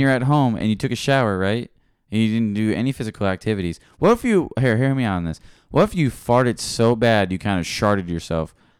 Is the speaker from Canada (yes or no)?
no; Philippines; I'm Filipino.